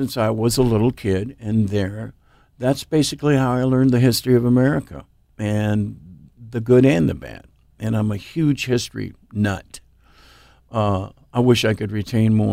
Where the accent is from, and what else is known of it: Eugene, Oregon, United States; born or raised there; also born or lived in Everett, Washington